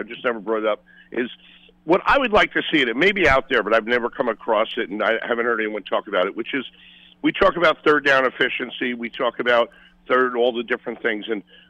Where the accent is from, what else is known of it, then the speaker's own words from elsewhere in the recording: Brooklyn, New York, United States; And we grew up in Brooklyn